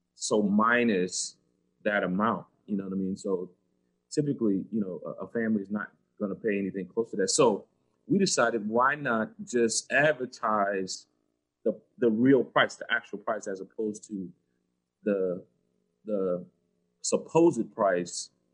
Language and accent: English; Georgetown, South Carolina, United States; now in Kansas City, United States; I, grew up in South Carolina on the coast, uh, Georgetown, South Carolina, which is uh, 30 miles south of Myrtle Beach